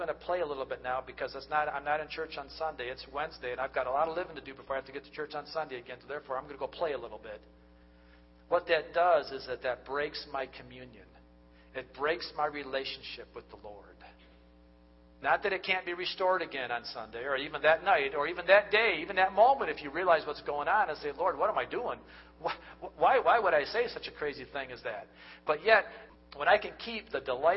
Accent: United States; we are the American culture

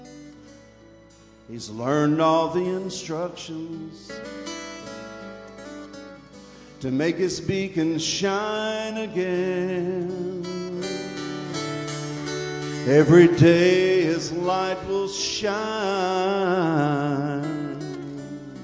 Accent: Red Clay, Georgia, United States; my hometown, a little place called Red Clay

